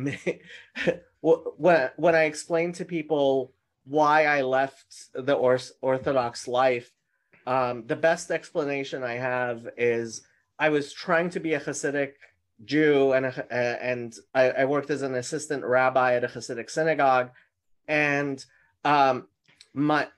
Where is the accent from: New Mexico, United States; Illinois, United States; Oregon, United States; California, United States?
California, United States; Los Angeles; also born or lived in Tehran, Iran / Jerusalem; We came to the United States as refugees when I was 7 years old. And we've been, I've mostly lived in Los Angeles the rest of that time